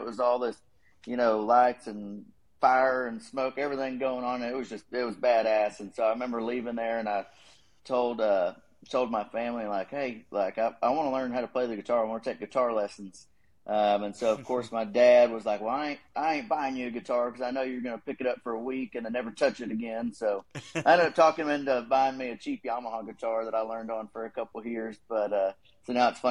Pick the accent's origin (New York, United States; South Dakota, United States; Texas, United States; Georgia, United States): Texas, United States; Dallas-Fort Worth area; moved away as an adult; also born or lived in College Station, Texas; now in Nashville, United States; I grew up in the Dallas-Fort Worth area, like Garland, Plano area, so lived there for a while.